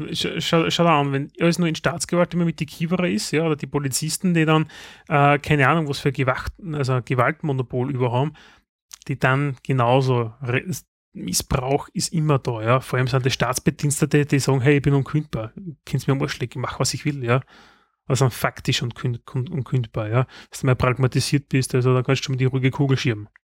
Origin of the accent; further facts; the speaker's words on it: Styria, Austria; bei uns in der Steiermark